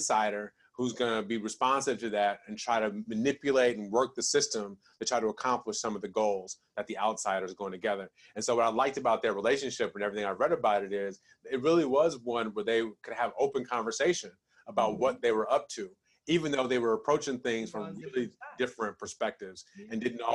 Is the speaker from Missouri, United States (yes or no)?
no; Detroit, Michigan, United States; I grew up in Detroit